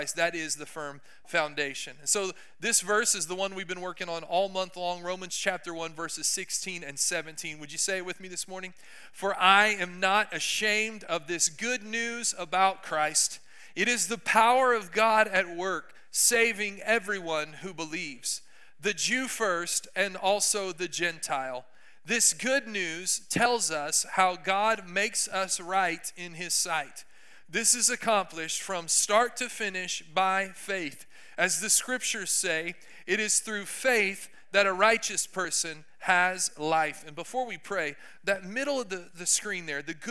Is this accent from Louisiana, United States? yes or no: no; Texas, United States; I'm from Texas